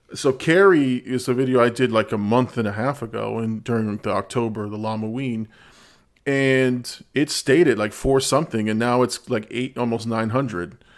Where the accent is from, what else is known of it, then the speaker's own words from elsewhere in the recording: Peru; I'm from Peru. I claim the Peruvian set